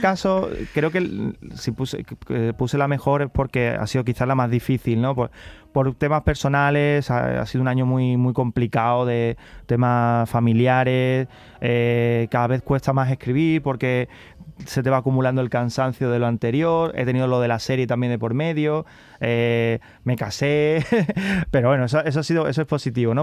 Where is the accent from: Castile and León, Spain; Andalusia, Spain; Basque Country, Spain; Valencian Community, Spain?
Andalusia, Spain; Carmona; also born or lived in Seville; yo soy de Carmona, pero venía mucho a Sevilla porque mis abuelos vivían en Sevilla